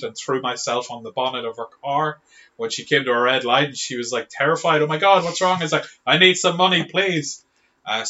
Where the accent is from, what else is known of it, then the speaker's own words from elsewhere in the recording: Monaghan, Ulster, Ireland; now in Dublin, Ireland; I grew up in Monaghan